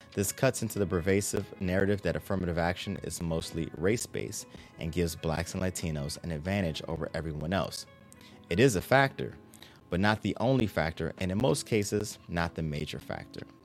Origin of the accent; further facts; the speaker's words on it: Maryland, United States; my home state of Maryland